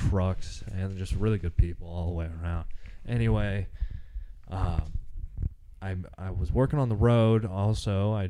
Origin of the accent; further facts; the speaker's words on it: Bradleyville, Missouri, United States; I was born in the Midwest in Missouri. Born and raised in a little town called Bradleyville, Missouri. And grew up there, went to school, normal childhood for the most part. We were pretty broke, I guess. Yeah, we were poor, whatever.